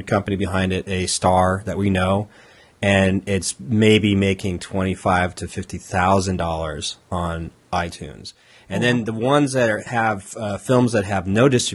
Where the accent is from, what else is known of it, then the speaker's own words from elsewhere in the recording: Southern California, United States; moved away as an adult; also born or lived in Los Angeles / San Diego; now in Portland, United States; I moved up here to Portland about, you know, almost 3.5 years ago, and I'm from Southern California, so I spent time in both LA and San Diego